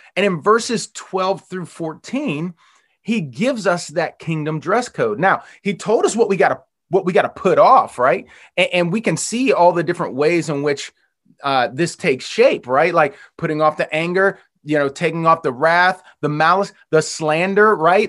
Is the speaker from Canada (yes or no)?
no; Western Pennsylvania, United States; moved away; I grew up in Western Pennsylvania